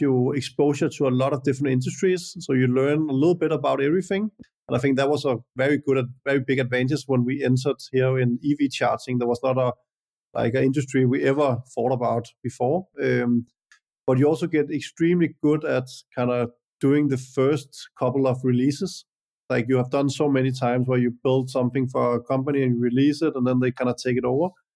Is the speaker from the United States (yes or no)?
no; Denmark; I'm born and raised in Denmark and went to school here and then later university